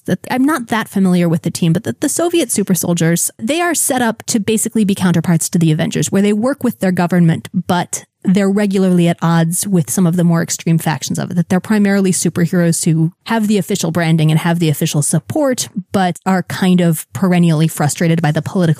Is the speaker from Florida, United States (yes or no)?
yes; South Florida, United States; growing up in South Florida